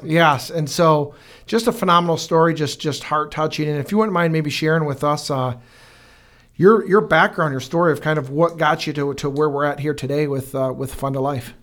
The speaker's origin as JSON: {"language": "English", "town": "Fenton", "region": "Michigan", "country": "United States", "tie": "born or raised there", "also_born_or_lived": "Brighton", "said": "born and raised in Fenton"}